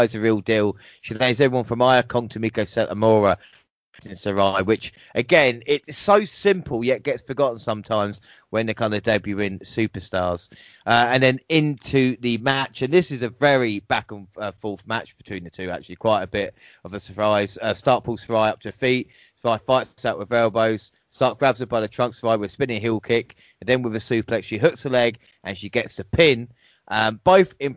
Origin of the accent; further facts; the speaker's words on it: England, United Kingdom; as an Englishman